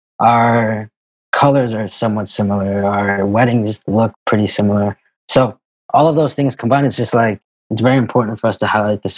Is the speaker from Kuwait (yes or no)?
yes; Kuwait; we grew up in the Middle East. So growing up in Kuwait, and that's kind of how we know each other.